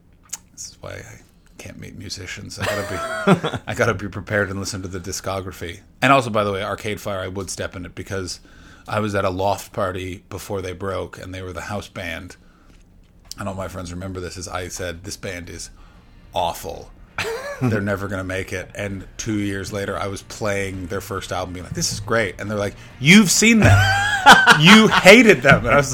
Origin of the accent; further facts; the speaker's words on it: Ontario, Canada; I'm from the Ottawa Valley, so everyone sounds like Norm MacDonald.